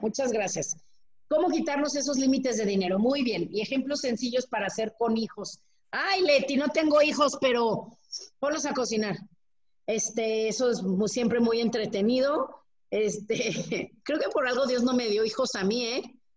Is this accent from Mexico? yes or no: yes; Mexico; así somos los mexicanos